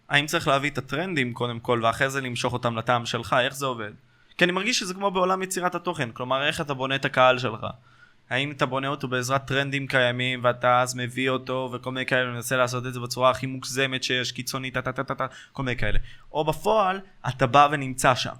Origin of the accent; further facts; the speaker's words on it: Ashkelon, Southern District, Israel; אצלנו באשקלון